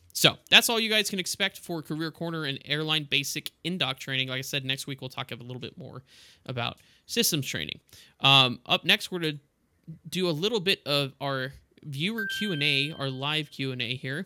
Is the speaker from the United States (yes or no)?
yes; El Paso, Texas, United States; moved away; also born or lived in Florida; I grew up in El Paso